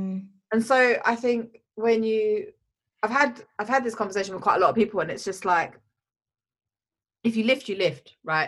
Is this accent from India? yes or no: yes; India; yoga comes from India. I'm Indian, so that's probably what I should do, but I don't.